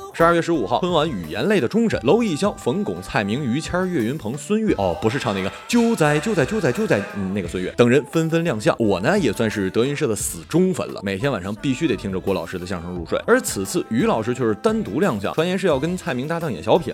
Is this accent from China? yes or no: yes; Northeast China, China; 作为东北人的我